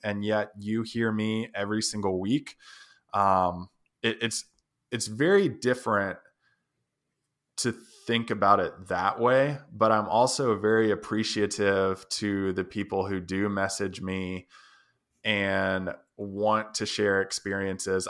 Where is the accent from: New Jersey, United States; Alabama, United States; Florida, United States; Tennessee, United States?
Tennessee, United States; I'm from Tennessee, just visiting out here